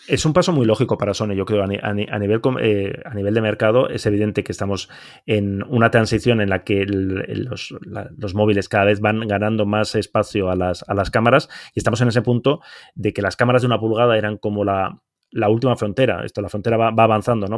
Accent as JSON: {"language": "Spanish", "region": "Basque Country", "country": "Spain", "moved": "yes", "lives_now": "Barcelona, Spain", "said": "yo como soy vasco"}